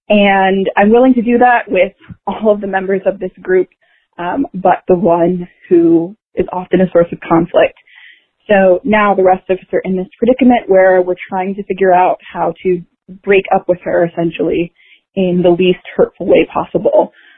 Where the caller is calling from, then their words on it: San Francisco, California, United States; I'm calling from San Francisco.